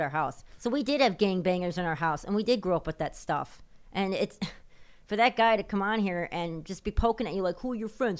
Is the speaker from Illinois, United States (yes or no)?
yes; Chicago, Illinois, United States; it was the south side of Chicago by Midway Airport